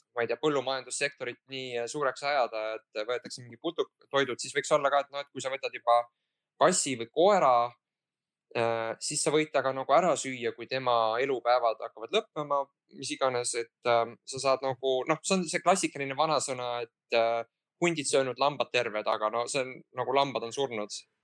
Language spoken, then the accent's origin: Estonian; Pärnu, Pärnu County, Estonia; ma olen pärnakas